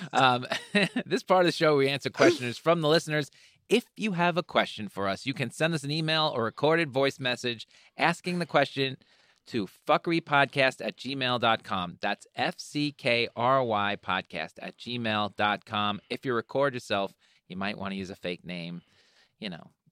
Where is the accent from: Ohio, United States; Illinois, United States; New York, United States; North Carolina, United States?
New York, United States; I'm from New York.